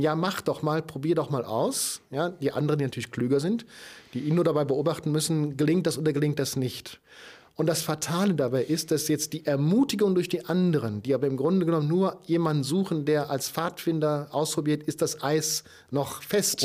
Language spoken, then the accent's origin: German; Germany; als, als Deutscher